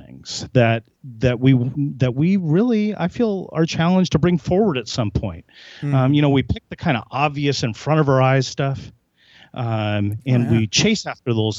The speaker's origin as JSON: {"language": "English", "town": "Glendale", "region": "California", "country": "United States", "tie": "born or raised there", "also_born_or_lived": "San Luis Obispo, California / Eugene, Oregon", "moved": "as an adult", "lives_now": "Seattle, United States", "said": "grew up in Glendale, right next door to Pasadena"}